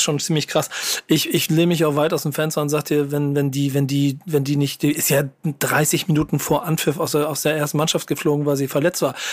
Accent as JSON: {"language": "German", "region": "Hamburg", "country": "Germany", "said": "ich als Hamburger"}